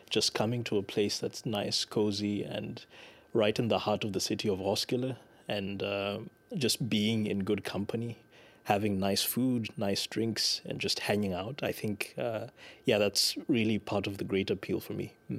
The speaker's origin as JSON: {"language": "English", "country": "Lesotho", "moved": "as an adult", "lives_now": "Denmark", "said": "And I'm from Lesotho."}